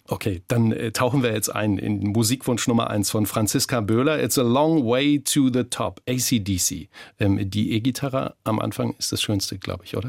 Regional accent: Germany; bei uns in Deutschland

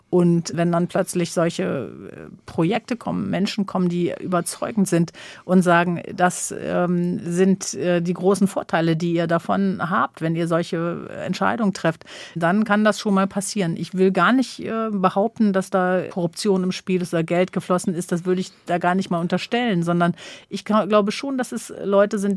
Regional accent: Sylt, Schleswig-Holstein, Germany; Ich habe wirklich und ich bin auf der Insel geboren. Ich bin die letzten 57 Jahre permanent dort gewesen.

